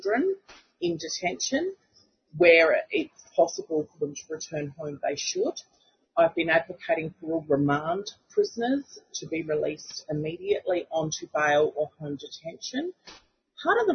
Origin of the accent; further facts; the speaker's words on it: Kaurna land, South Australia, Australia; I'm a Gunditjmara woman born and raised on Kaurna land